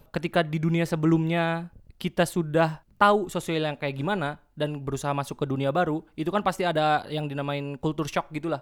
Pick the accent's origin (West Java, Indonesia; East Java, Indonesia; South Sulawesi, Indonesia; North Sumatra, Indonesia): West Java, Indonesia; kita tuh emang orang Sunda